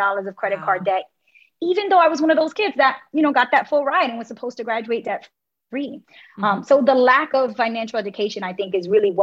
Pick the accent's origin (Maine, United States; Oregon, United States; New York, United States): New York, United States; New York City; I was born and raised in Brooklyn in a neighborhood called Bushwick